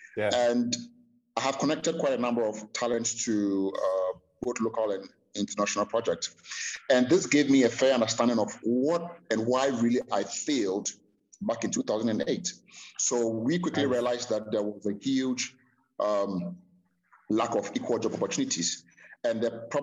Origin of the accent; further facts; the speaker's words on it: Ghana; I'm a Ghanaian, born and raised in Ghana